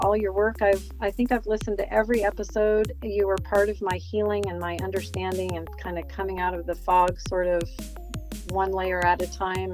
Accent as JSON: {"language": "English", "region": "New Jersey", "country": "United States", "tie": "born or raised there", "also_born_or_lived": "California", "said": "We moved to New Jersey. We lived in a tiny little town."}